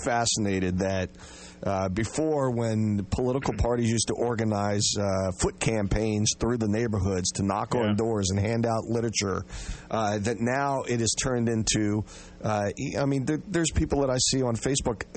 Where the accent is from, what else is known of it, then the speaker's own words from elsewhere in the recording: Washington, District of Columbia, United States; I grew up here in Washington